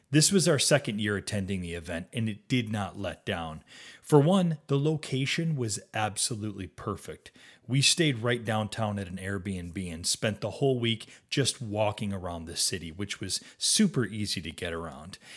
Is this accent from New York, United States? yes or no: yes; Western New York State, United States; moved away as an adult; also born or lived in US West Coast / overseas / outside Rochester, New York; I'd actually grown up in Western New York State